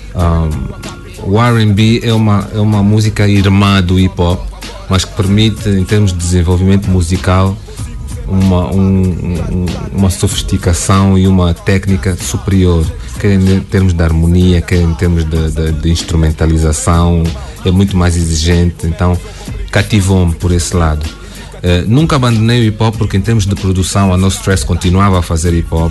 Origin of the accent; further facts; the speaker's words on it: Portugal; accent: Angolan; moved away as an adult; now in Angola; saí da Angola para Portugal, não me lembro que eu tinha dois anos